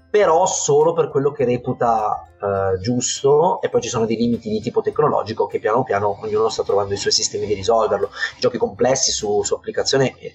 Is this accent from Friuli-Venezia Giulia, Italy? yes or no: no; Turin, Piedmont, Italy; È un, è un progetto anche fisico in realtà, che noi eh, siamo di Torino, io con i miei due amici che un po' più da vicino mi danno una mano